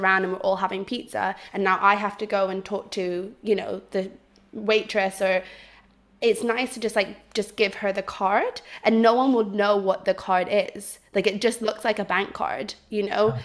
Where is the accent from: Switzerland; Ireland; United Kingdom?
Switzerland; moved away; I grew up in Switzerland